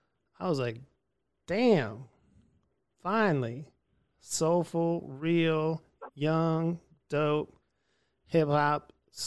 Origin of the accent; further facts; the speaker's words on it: Erie, Pennsylvania, United States; moved away; I'm from Erie, Pennsylvania originally